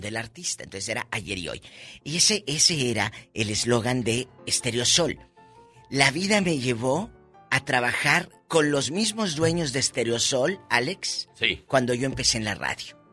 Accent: Matamoros, Tamaulipas, Mexico; moved away as an adult; also born or lived in Mexico City; mi tierra, Tamaulipas

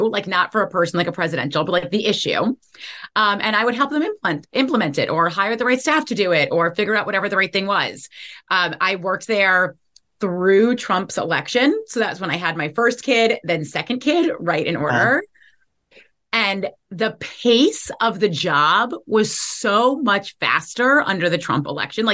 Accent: New York City, New York, United States; moved away as an adult; also born or lived in Washington, D.C.; I grew up in New York City. I'm a lifelong New Yorker.

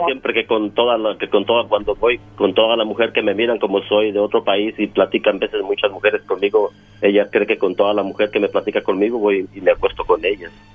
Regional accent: Mexico; yo soy de México

